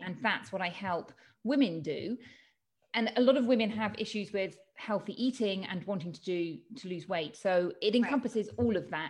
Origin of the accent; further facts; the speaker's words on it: United Kingdom; moved away as an adult; now in Spain; I'm from the UK, as you can tell from my accent.